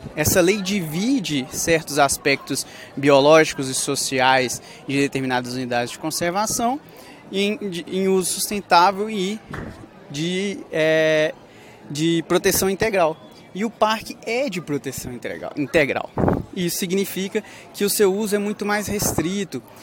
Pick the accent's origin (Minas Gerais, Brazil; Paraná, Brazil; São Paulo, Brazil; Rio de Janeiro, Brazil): Minas Gerais, Brazil; Coronel Fabriciano; moved away as an adult; cidade de Coronel Fabriciano, cidade onde eu nasci, a cidade onde eu fui criado, vivi até os dezenove anos